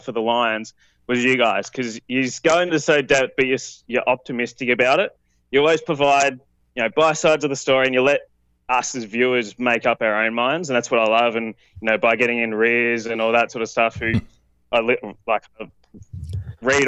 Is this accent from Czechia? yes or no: no; Melbourne, Victoria, Australia; I'm from Australia, so in Melbourne, Australia